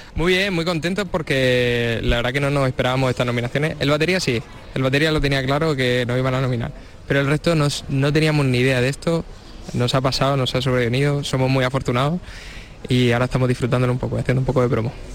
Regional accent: Cartagena, Region of Murcia, Spain; somos chavales de Cartagena, y, tampoco que hubiéramos salido mucho de ahí

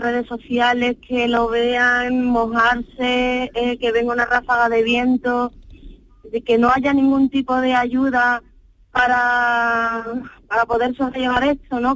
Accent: Seville, Andalusia, Spain; somos de Sevilla

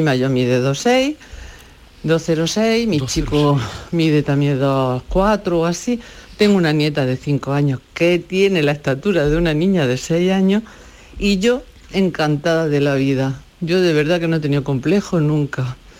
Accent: Baeza, Andalusia, Spain; soy de aquí de Baeza, Jaén

